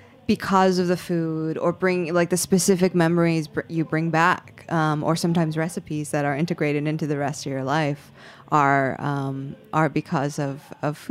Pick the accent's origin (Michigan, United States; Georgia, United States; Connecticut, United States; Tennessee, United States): Michigan, United States; Troy; I grew up in Troy.